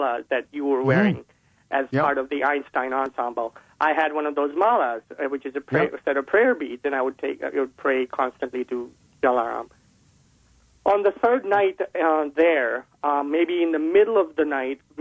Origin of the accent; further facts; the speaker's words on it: Vadodara, Gujarat, India; moved away; I was originally from Baroda